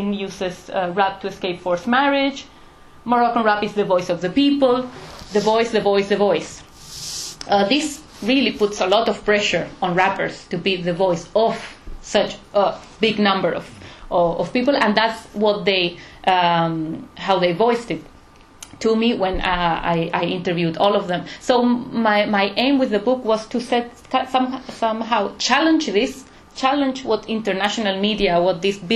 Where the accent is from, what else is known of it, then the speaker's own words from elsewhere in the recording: Canary Islands, Spain; moved away; I come from the Canary Islands